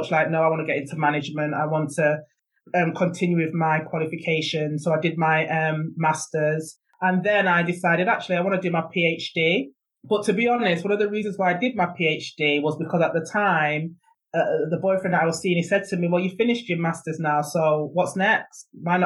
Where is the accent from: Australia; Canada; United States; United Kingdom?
United Kingdom; Manchester, North West England; now in Lewes, United Kingdom; I grew up in Moss Side, and at the time, Moss Side was very notorious